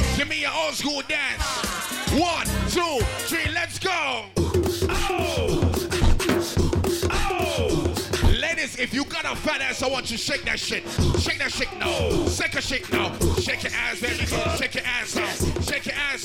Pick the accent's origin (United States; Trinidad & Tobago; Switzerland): Trinidad & Tobago; I'm from Trinidad.